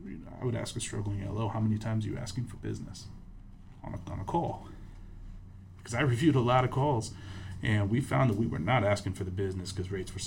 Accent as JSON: {"language": "English", "region": "Michigan", "country": "United States", "tie": "born there", "also_born_or_lived": "Italy", "said": "Yeah, so I was born in Michigan, moved all over the U.S., lived in Europe for a while."}